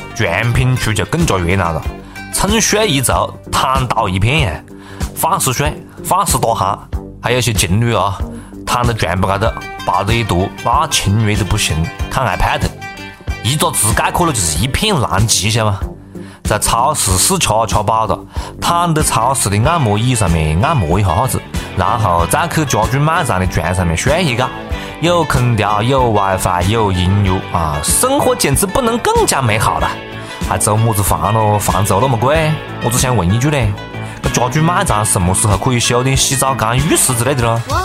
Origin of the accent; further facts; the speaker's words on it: Changsha, Hunan, China; accent: Changsha dialect; 我们方言啊， 正是我们长沙佛有味的地方